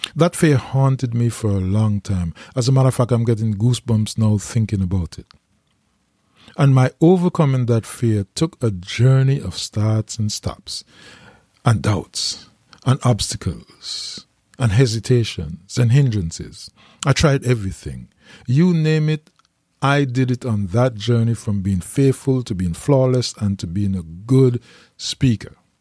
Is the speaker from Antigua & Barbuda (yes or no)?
yes; St. John's, Saint John, Antigua & Barbuda; I was raised in Green Bay, the poorest part of Antigua, in a neighborhood called the Mud.